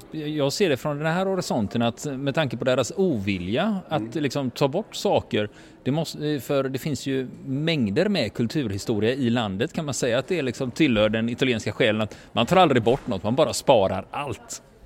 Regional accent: Sweden; vi svenskar

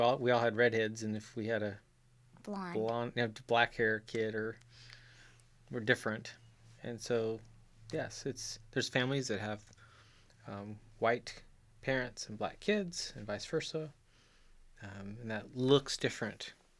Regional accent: Chile; Yes, I grew up in Chile. South America.

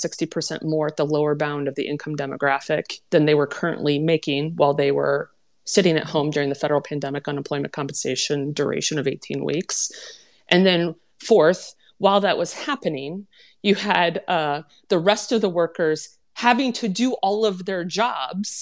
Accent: Minnesota, United States; my home state of Minnesota

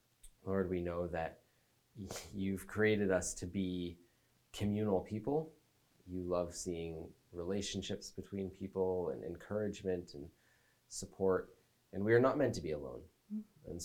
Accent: Canada; us as Canadian Christians

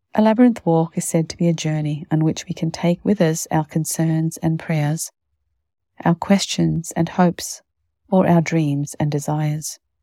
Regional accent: Winnipeg, Manitoba, Canada; born or raised there

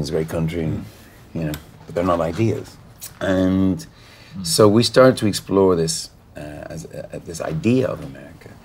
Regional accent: Ireland; we're Irish

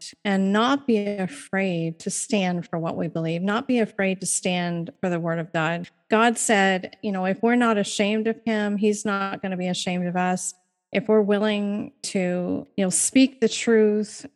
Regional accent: Maine, United States; I'm from Maine

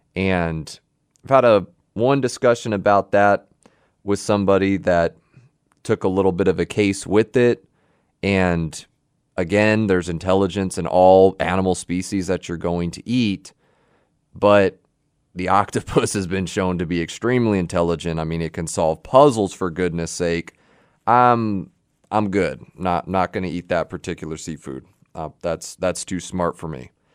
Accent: Houston, Texas, United States; I'm a native Texan. I was born right here in Houston

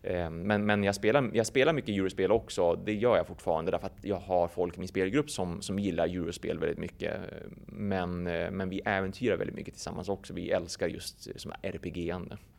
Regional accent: a small village outside Umeå, Västerbotten County, Sweden; jag växte upp i en väldigt, väldigt liten by. Vi, vi snackar liksom typ 50 pers kanske som bodde i den byn en bit utanför Umeå

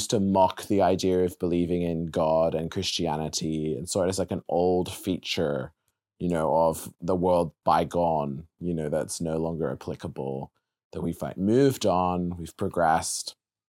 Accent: Sydney, New South Wales, Australia; Uh-huh, I did, yes.

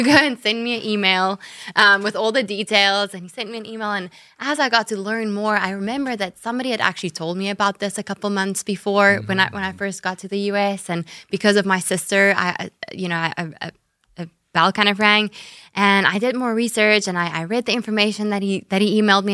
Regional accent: South Africa; accent: South African; moved away as an adult; now in Jacksonville, United States; south africa is where i was mm-hmm. born and raised and and grew up

